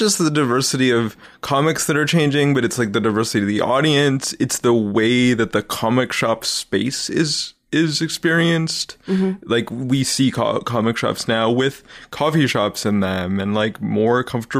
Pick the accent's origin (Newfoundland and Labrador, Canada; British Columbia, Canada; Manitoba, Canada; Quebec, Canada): British Columbia, Canada; Vancouver; was the comic shop on West 4th in Vancouver.